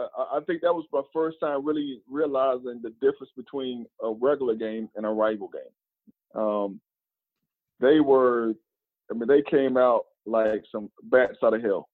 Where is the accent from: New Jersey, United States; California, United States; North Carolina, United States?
North Carolina, United States; born or raised there; moved away as an adult